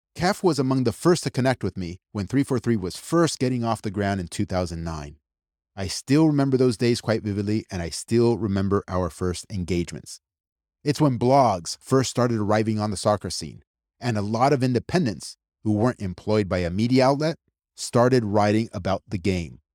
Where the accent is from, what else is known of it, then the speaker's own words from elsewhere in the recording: United States; my entire family and extended families from Argentina, I mean, I was born and raised in the United States